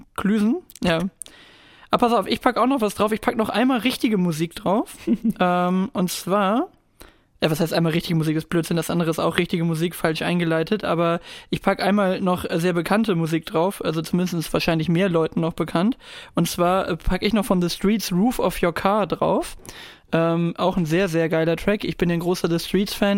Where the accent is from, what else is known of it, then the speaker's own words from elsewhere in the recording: Germany; heißen wir halt äh, Deutsche